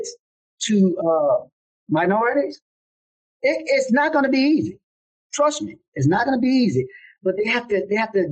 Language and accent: English; New Orleans, Louisiana, United States; I grew up in the Desire Housing Project